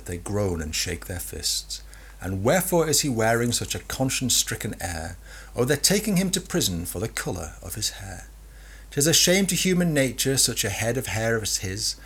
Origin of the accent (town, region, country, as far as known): England, United Kingdom